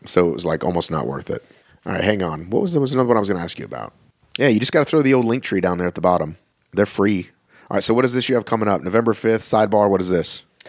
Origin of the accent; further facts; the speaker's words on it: Boston, Massachusetts, United States; now in Atlanta, United States; I was born in Boston